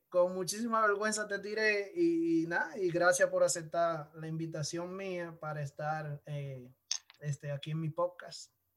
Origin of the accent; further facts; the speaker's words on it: San Pedro de Macorís, Dominican Republic; San Pedro de Macorís, de mi pueblo